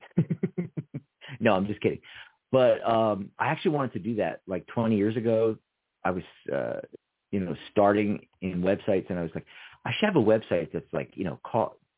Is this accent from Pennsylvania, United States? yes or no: yes; Pennsylvania, United States; I was born in the 215 area code